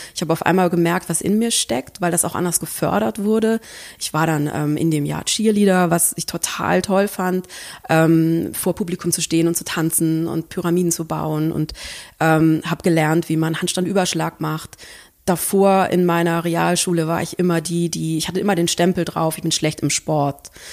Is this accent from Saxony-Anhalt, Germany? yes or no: no; a village in Swabia near Tübingen, Baden-Württemberg, Germany; moved away as an adult; now in Hamburg, Germany; ich komme wirklich von einem richtig kleinen Dorf, aus einer kleinen Sackgasse mit drei Häusern ähm, am Naturschutzgebiet und habe drei Geschwister und in meiner Grundschulklasse waren acht Kinder